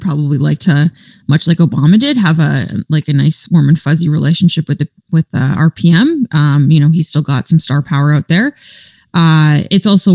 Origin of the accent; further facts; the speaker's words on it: Canada; first language English; as a Canadian